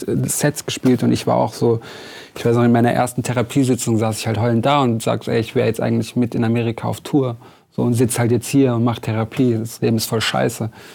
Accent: Lörrach, Baden-Württemberg, Germany; bei uns in Lörrach

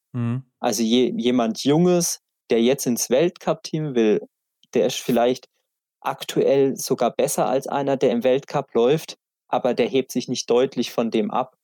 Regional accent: Black Forest, Baden-Württemberg, Germany; bei uns im Schwarzwald ist jeder in, in irgendeinem Skiclub

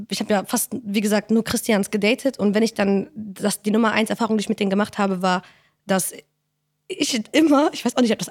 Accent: Morocco; bin Marokkanerin, hab ich doch erzählt, oder?

